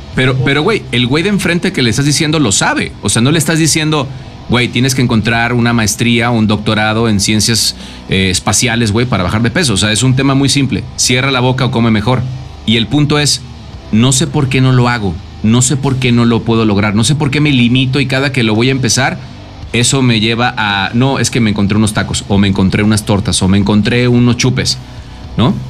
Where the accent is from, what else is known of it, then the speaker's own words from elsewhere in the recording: Mexico; se ajusta a un tema cultural como mexicanos